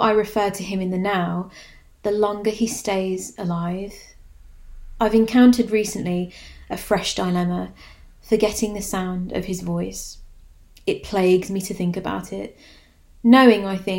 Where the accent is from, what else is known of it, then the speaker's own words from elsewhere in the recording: Walsall, West Midlands, United Kingdom; the gallery in my hometown I visited almost every weekend as a child